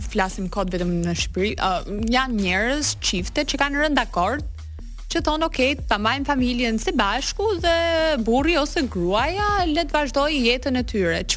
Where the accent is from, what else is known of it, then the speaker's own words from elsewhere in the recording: United States; jam amerikane